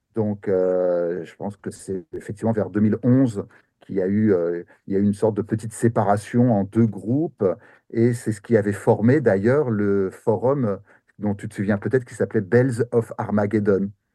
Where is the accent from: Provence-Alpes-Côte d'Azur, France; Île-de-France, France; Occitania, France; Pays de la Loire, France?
Île-de-France, France; near Paris; moved away as an adult; now in Japan; je suis français